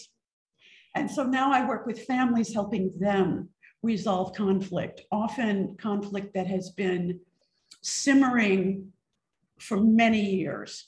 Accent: East Coast, United States; moved away; also born or lived in Mississippi / California; I grew up on the East Coast

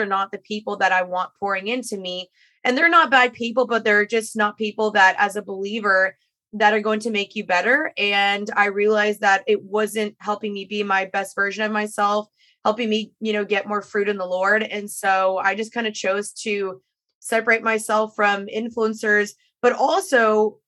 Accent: Dallas, Texas, United States; moved away as an adult; also born or lived in Los Angeles; I'm returning to my hometown

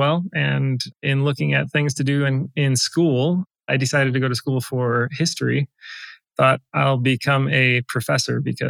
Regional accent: South Central Wisconsin, United States; I grew up in South Central Wisconsin, live there now

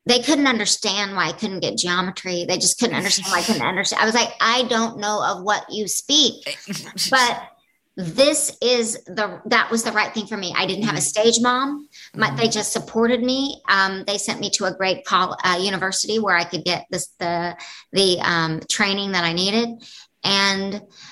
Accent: the Bible Belt, United States; I grew up in the Bible Belt.

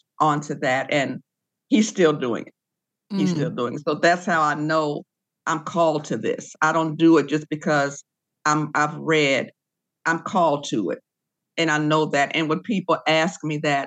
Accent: Decatur, Illinois, United States; I grew up in the Baptist Church in Decatur, Illinois.

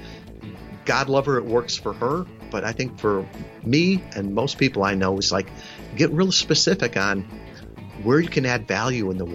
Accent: suburb of Chicago, the Midwest, Illinois, United States; moved away as an adult; I was born in the Midwest, suburb of Chicago. I had never been more than 100 miles from my hometown

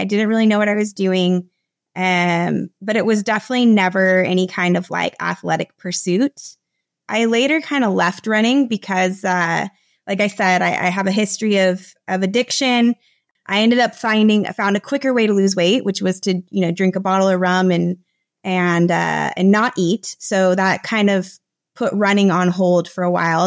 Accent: United States; moved away as an adult; now in Costa Rica; I'm originally from the United States. I moved to Latin America about seven or eight years ago.

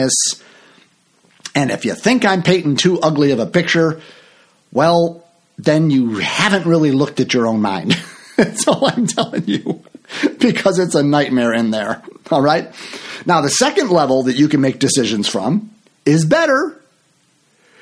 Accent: Chicago, Illinois, United States; also born or lived in Florida; I'm from Chicago

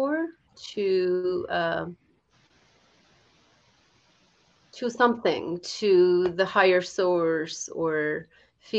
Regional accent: India; moved away as an adult; now in United States; I grew up in India, and I was 22 and I moved to United States for higher studies and work

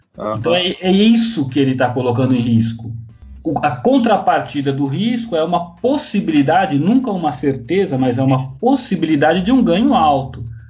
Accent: Mogi das Cruzes, São Paulo, Brazil; moved away as an adult; also born or lived in Santos / Guarujá; eu saí da minha cidade, eu sou de Mogi das Cruzes

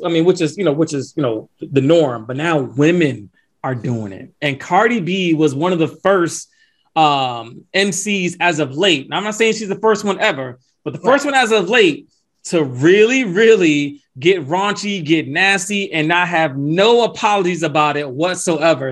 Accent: Atlanta, Georgia, United States; my hometown, Atlanta, Georgia

